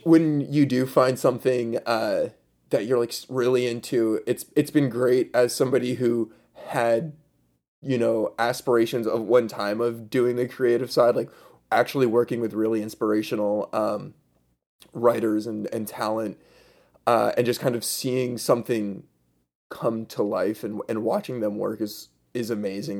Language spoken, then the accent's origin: English; right outside Scranton, in the Poconos, Pennsylvania, United States; I am from Pennsylvania, originally right outside Scranton, um, in the Poconos